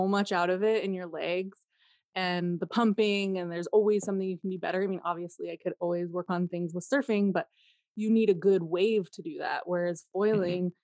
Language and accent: English; California, United States; I grew up in Lake Tahoe